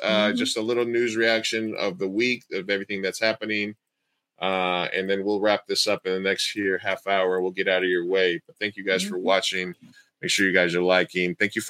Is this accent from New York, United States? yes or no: yes; New York, United States; I grew up in New York with a very large Jewish community